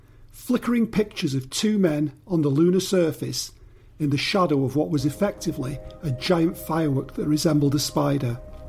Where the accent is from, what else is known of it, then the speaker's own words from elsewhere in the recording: Dukinfield, North West England, United Kingdom; I'm from Duckingfield, just east of Manchester in England, UK, and I'm 62.